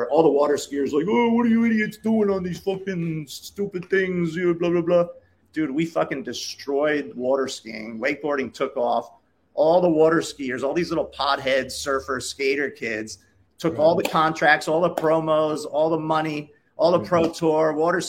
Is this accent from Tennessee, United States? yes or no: no; Florida, United States; Where are you from? Florida.